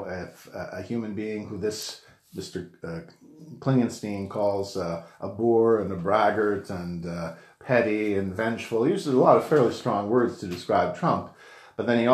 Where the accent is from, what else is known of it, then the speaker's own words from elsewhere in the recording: Canada; I'm a Canadian citizen. I don't vote in the U.S.